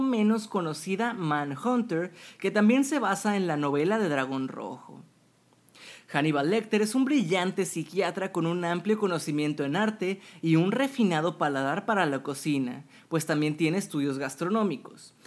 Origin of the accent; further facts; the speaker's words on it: Monterrey, Nuevo León, Mexico; mi ciudad natal, Monterrey, México